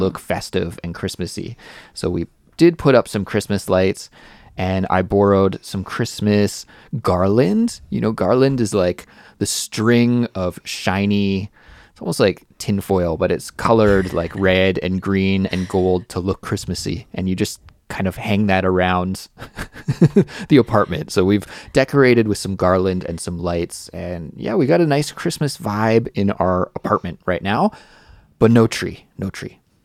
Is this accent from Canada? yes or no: yes; Canada; moved away as an adult; now in South Korea; I'm from Canada